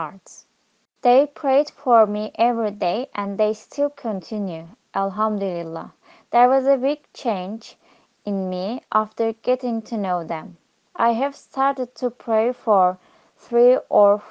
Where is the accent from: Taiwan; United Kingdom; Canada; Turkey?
Turkey; Diyarbakir, Diyarbakır Province; I am from Diyarbakir